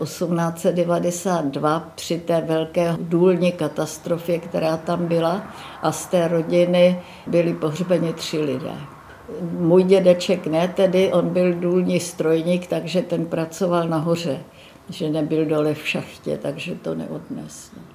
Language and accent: Czech; Myslív, Plzeň Region, Czechia; also born or lived in Březové Hory, Příbram; naši byli oba učitele a bydleli sice v krásné vesnici v Pošumavské, která se jmenovala Myslív